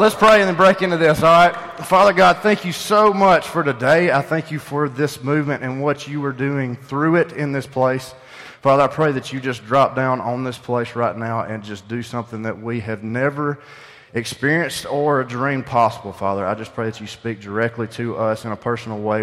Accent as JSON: {"language": "English", "town": "Pumpkin Center", "region": "Alabama", "country": "United States", "said": "I'm from Pumpkin Center"}